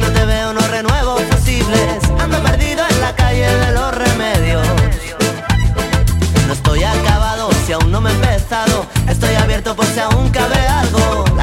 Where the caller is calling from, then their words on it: Fuengirola, Andalusia, Spain; Soy … de Fungirola.